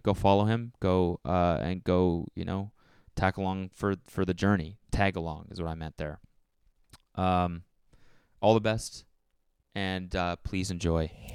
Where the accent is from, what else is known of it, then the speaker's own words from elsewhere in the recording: Canada; I'm from Canada